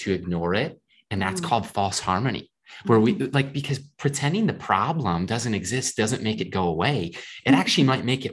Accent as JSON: {"language": "English", "region": "Minnesota", "country": "United States", "tie": "born or raised there"}